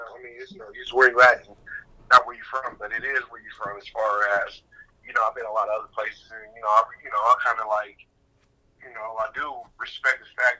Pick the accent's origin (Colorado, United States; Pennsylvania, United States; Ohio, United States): Colorado, United States; Denver; it's like a big gang culture out here as far as Denver, Colorado. I'm growing up in Denver, Colorado. You know what I'm saying? I grew up in the trenches as far as that.